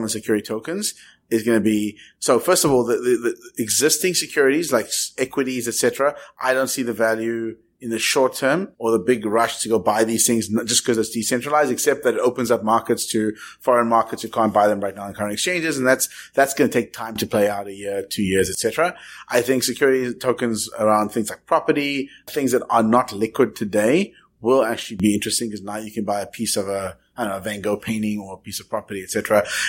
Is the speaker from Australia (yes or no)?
no; South Africa; I'm from South Africa